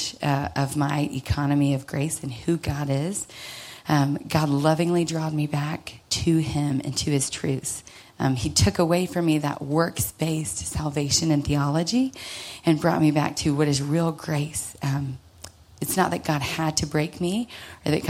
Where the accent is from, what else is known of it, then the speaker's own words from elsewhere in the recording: Dallas, Texas, United States; I grew up here in Dallas to some sweet, loving parents